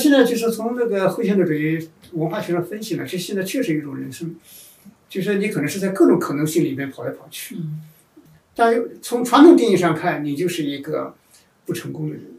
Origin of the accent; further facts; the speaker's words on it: China; 因为我们中国人在农业社会出来以后，就是一个非常好奇的存在